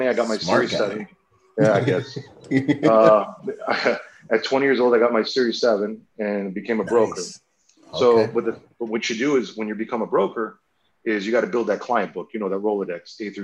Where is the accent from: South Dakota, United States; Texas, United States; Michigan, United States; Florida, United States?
Florida, United States; South; I'm from South Florida